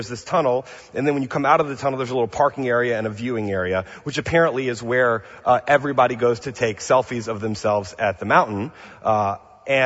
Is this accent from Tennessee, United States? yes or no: no; New Orleans, Louisiana, United States; now in Pasadena, United States; I'm from New Orleans, from the South